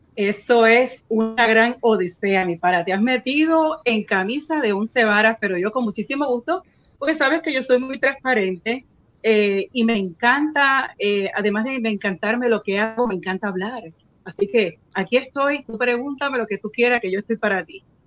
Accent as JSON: {"language": "Spanish", "town": "San Juan", "country": "Puerto Rico", "tie": "born or raised there", "moved": "as an adult", "lives_now": "Central Florida, United States", "said": "yo nací y crecí en Puerto Rico"}